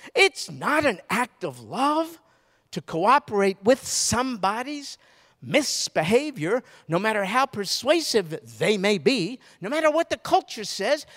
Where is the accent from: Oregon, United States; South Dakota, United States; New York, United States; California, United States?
New York, United States; moved away; also born or lived in Baton Rouge; I'm from New York